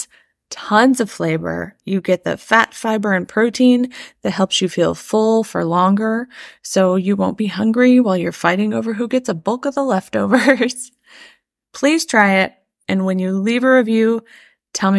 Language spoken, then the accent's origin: English; Midwest, United States; As a Midwesterner